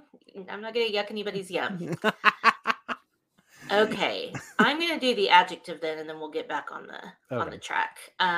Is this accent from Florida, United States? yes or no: no; Oklahoma, United States; now in Texas, United States; I'm from Oklahoma